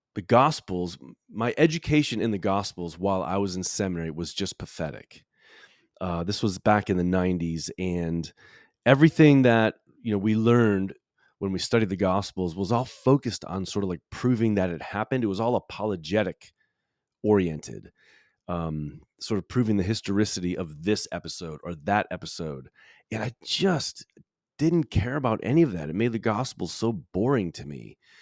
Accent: Chicago, Illinois, United States; also born or lived in Grand Rapids, Michigan; now in Louisville, United States; I grew up in Chicago, spent twelve years in Grand Rapids, Michigan

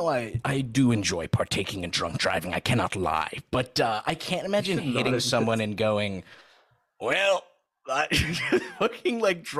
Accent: Saudi Arabia; That shit was always weird to me, bro, because I grew up in Saudi and it was like as soon as you left the campus, my mom had to put a hijab on.

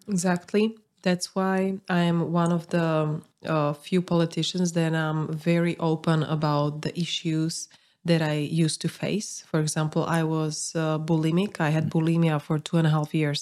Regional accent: Bratislava, Bratislava Region, Slovakia; I'm from Bratislava

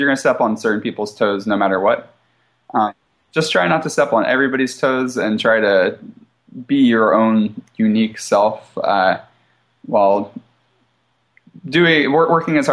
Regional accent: Philadelphia, Pennsylvania, United States; moved away as an adult; also born or lived in Houston / Seattle / Washington, D.C.; I'm originally from Philadelphia, Pennsylvania

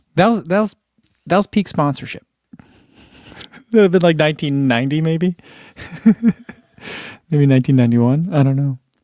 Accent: New Jersey, United States; I'm from New Jersey.

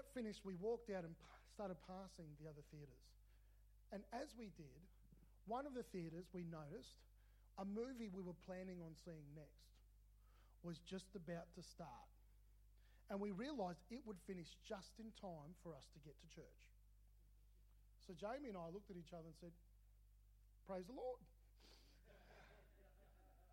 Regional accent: Melbourne, Victoria, Australia; I grew up in Melbourne

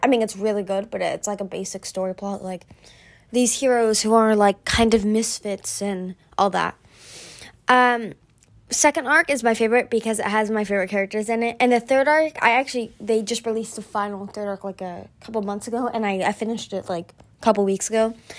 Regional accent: California, United States; I'm from America, but more specifically, I'm from California

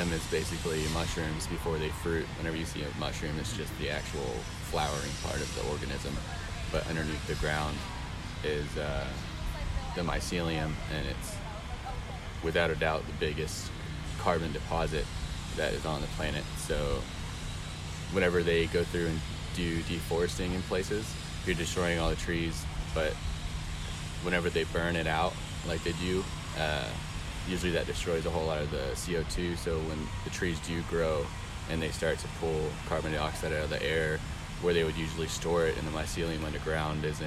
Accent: Conroe, Texas, United States; moved away as an adult; now in Huntsville, United States; I grew up in Conroe and live out here for about 3 years.

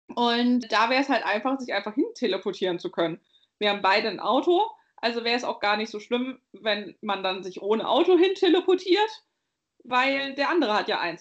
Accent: Bavaria, Germany; ich komme aus Bayern.

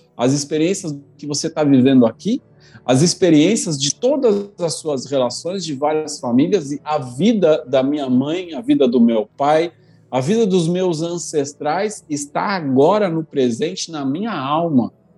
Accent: Brazil; se eu não houvesse nascido no Brasil

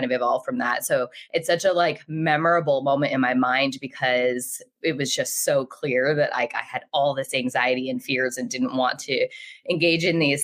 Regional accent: Rhode Island, United States; I grew up in Rhode Island, so the smallest state in the country.

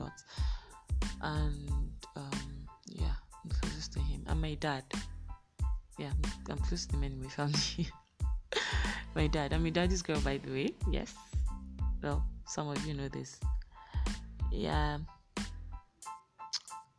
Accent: Kano, Kano State, Nigeria; also born or lived in Edo State (ancestral state, Afemai); I was born in Kano State, Nasarawa Hospital, Kano. I'm a Kano breed right here.

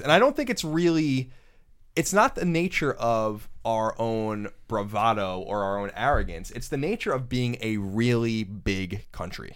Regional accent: United States; being an American

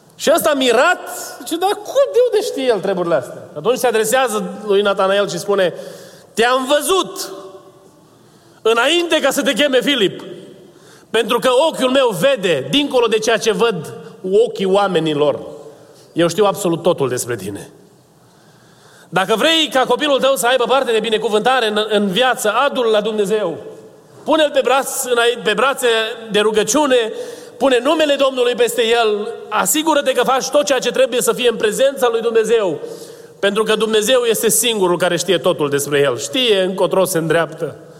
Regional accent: Romania; first language Romanian; moved away; eu sunt uh, născut în România, o să mor vorbind limba română ca prima mea limbă

